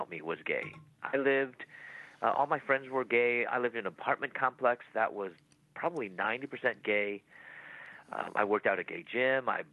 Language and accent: English; Chicago, Illinois, United States; moved away as an adult; also born or lived in Louisville, Kentucky; I'm from Chicago. My parents raised me from Chicago.